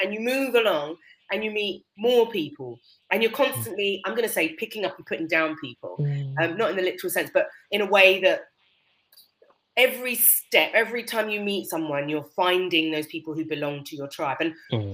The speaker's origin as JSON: {"language": "English", "country": "United Kingdom", "said": "in our culture as British people"}